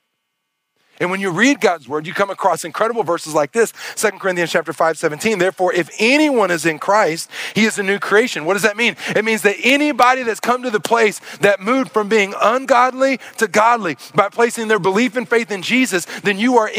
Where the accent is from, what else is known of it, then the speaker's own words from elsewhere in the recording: Arkansas, United States; moved away; I'm from Arkansas